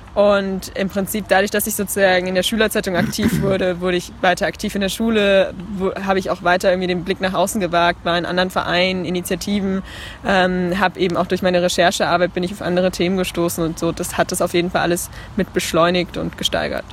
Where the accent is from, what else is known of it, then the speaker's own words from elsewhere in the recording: Leipzig, Saxony, Germany; Ich komme aus Leipzig, habe dort gerade mein Abitur gemacht